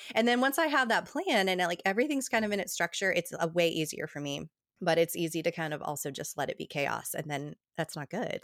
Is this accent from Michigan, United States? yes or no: no; New Jersey, United States; now in Tennessee, United States; I grew up in New Jersey, um, having these big, long table dinners with my Italian family